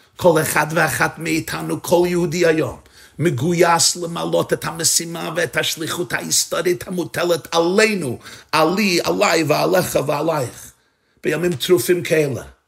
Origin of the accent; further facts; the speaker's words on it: New York City, New York, United States; אני גדלתי בניו יורק, בברוקלין